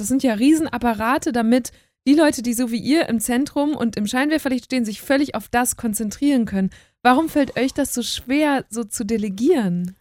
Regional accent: Münsterland, North Rhine-Westphalia, Germany; moved away as an adult; now in Berlin, Germany; weil ich bin ja eine Stunde von euch groß geworden

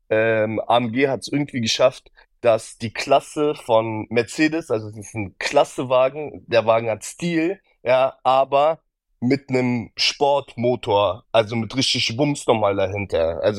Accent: Berlin, Germany; Ja, und wir, wir kommen auch noch beide aus Berlin.

